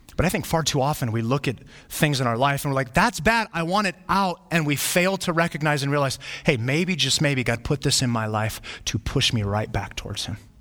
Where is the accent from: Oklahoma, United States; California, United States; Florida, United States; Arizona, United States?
Arizona, United States; Flagstaff; I grew up in Flagstaff